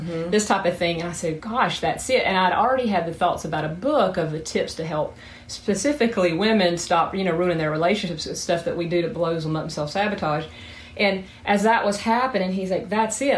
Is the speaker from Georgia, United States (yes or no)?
yes; South Georgia, United States; accent: southern; moved away as an adult; now in Huntington Beach, United States; I'm from Georgia particularly South Georgia, where is the accents from